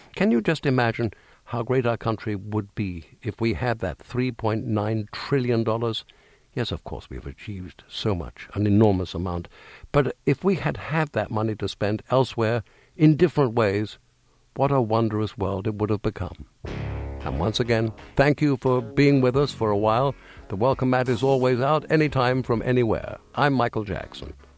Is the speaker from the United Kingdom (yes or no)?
yes; England, United Kingdom; moved away as an adult; now in United States; as an Englishman forty or so years ago